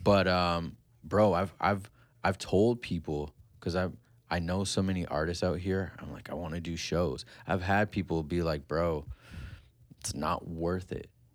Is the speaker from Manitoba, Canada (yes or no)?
no; Kitchener, Ontario, Canada; I grew up in Country Hills